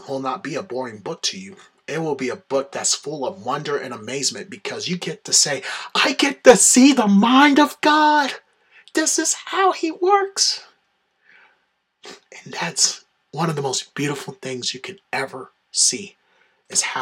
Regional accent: the South, United States; I'm from the South

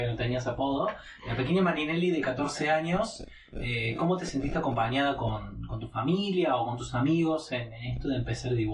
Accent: Buenos Aires, Argentina; accent: porteño; quizás soy un porteño que no es tan porteño, eh, más precisamente por el acento, pero también por cuestiones culturales y de costumbres.

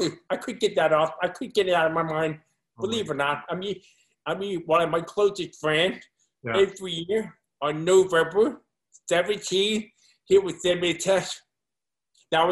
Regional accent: Montgomery County, Maryland, United States; Montgomery County is just a wonderful place to grow up

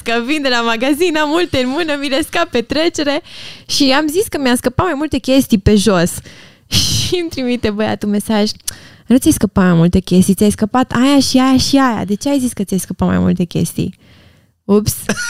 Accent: Romania; la noi ca români

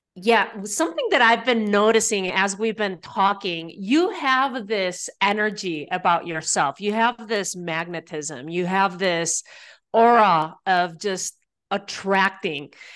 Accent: Spain; now in United States; growing up in Spain

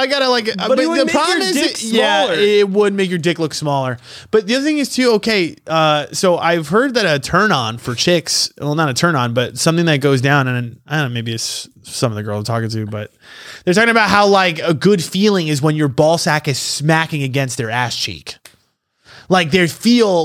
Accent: New York, United States; accent: New York; my New York accent

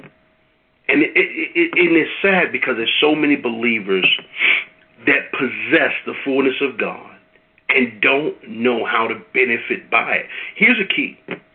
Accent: Midwest, United States; I'm from the Midwest

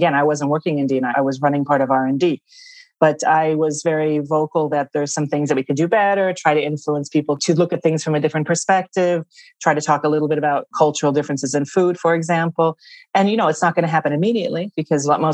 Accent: United States; accent: American; moved away as an adult; also born or lived in Australia; now in Parma, Italy; your audience can tell from the accent I'm American. I'm living here in Italy, in Parma, Italy

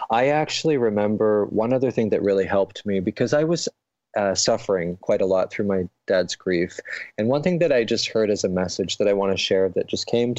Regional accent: London, Ontario, Canada; my hometown in London, Ontario, in Canada

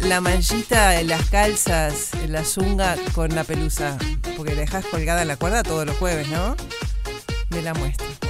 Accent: Montevideo, Uruguay; Seguimos siendo los montevideanos.

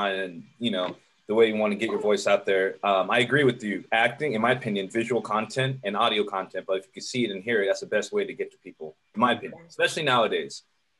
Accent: Arizona, United States; moved away as an adult; now in Los Angeles, United States; I grew up in the desert and in Arizona

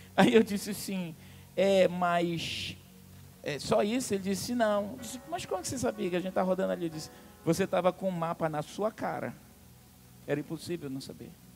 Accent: Amazonas, Brazil; sou amazonense

